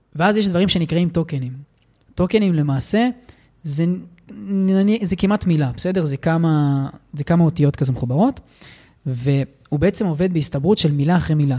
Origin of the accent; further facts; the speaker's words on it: Israel; נולדתי בן אדם פריבילג, מהמם. ובמדינת ישראל